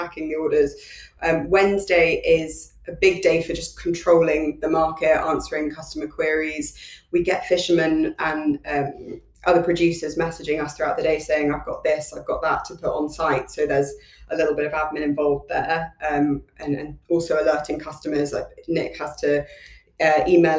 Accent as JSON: {"language": "English", "region": "London", "country": "United Kingdom"}